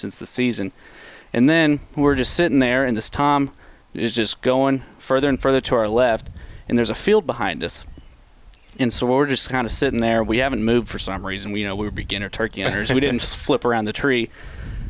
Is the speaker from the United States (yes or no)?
yes; Monroe City, Missouri, United States; I'm from Monroe City, Missouri.